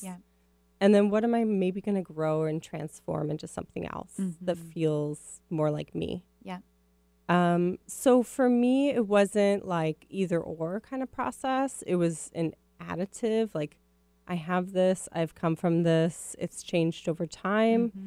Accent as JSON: {"language": "English", "town": "Minneapolis", "region": "Minnesota", "country": "United States", "tie": "born or raised there", "accent": "Midwest", "moved": "yes", "lives_now": "West Coast, United States", "said": "I grew up in Minneapolis"}